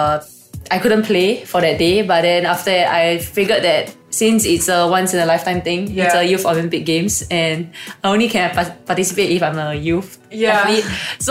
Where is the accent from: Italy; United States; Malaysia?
Malaysia; now in Singapore; I came from Malaysia and I came over with a foreign sports scholarship in Singapore Sports School.